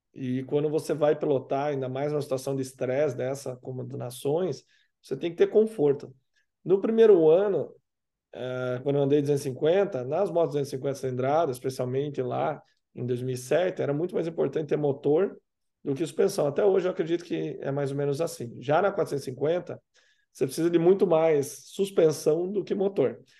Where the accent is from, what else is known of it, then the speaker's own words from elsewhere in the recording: Curitiba, Paraná, Brazil; eu cresci em Curitiba, obviamente, moro aqui